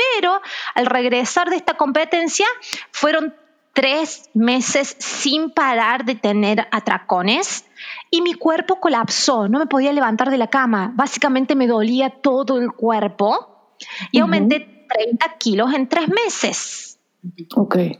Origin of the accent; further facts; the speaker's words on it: Argentina; now in Brazil; en Argentina, de donde yo soy